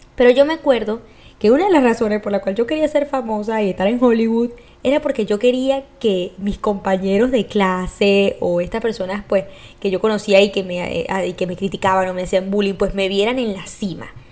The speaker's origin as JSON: {"language": "Spanish", "country": "Venezuela", "said": "yo, como soy de Venezuela"}